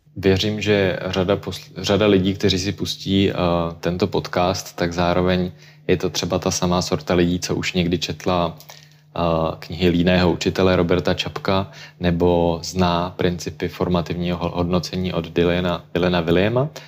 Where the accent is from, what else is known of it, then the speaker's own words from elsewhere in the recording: Czechia; u nás, u nás v Čechách